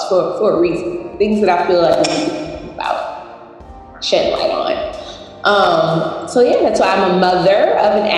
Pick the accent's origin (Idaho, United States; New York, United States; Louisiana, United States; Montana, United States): Louisiana, United States; Alexandria; moved away as an adult; also born or lived in New Orleans; now in Los Angeles, United States; I'm from Alexandria, Louisiana. Lived in New Orleans for 12 years before moving out here to LA 3 years ago